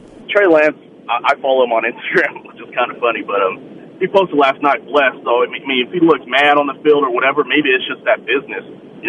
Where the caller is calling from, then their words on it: San Jose, California, United States; from San Jose.